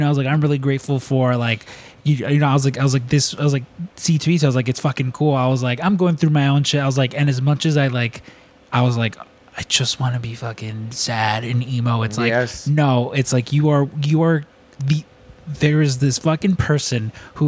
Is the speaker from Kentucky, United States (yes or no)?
no; Chicago, Illinois, United States; you're a Chicago kid